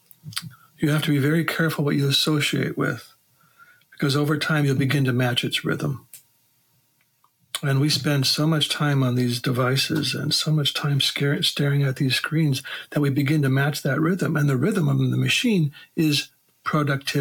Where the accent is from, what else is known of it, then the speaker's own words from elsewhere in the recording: Wisconsin, United States; growing up in Wisconsin as a boy, all my uncles had farms